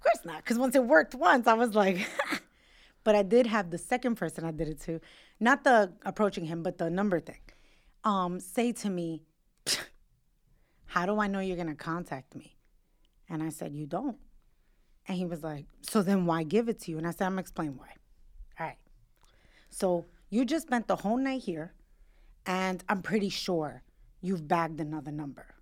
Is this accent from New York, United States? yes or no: yes; New York, United States; I'm a New Yorker and I wanna live in New York